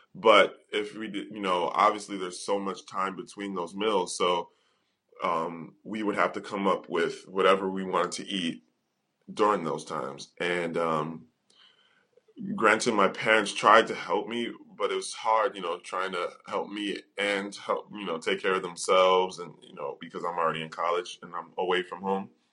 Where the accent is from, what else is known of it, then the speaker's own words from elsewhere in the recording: United States; moved away; being an American